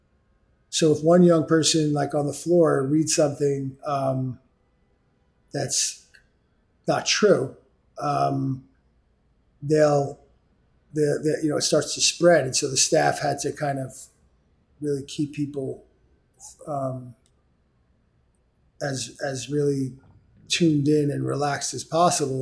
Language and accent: English; New York City, New York, United States; I grew up in New York City. I came up here on the East Side